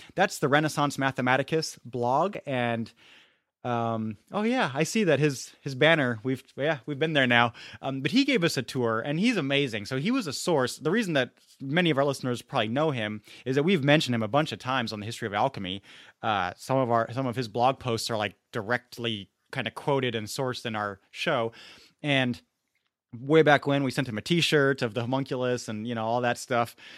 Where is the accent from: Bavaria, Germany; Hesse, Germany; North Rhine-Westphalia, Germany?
Bavaria, Germany; Munich; now in Santa Clara, United States; growing up in Munich